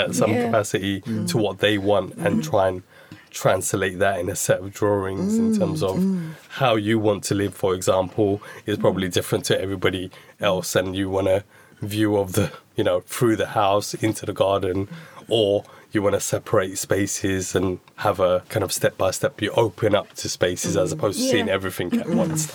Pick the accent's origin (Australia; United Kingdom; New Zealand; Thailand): United Kingdom; London; me growing up in Waltham Forest at the time